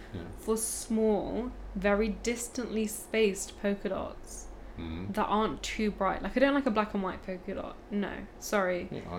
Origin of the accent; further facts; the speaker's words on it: Punjab, India; I'm from Punjab.